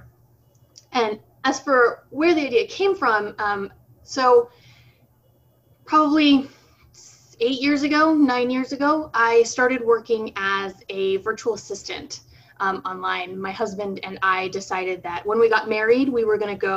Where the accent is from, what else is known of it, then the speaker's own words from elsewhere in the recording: United States; growing up in the States, you know, very divorced from Brazilian culture and from a Brazilian community here